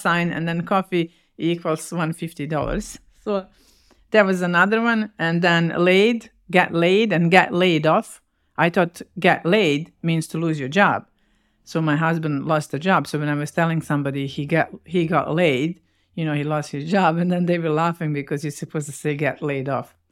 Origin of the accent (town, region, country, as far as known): Bosnia & Herzegovina; English is a second language; moved away as an adult; also born or lived in Winnipeg, Canada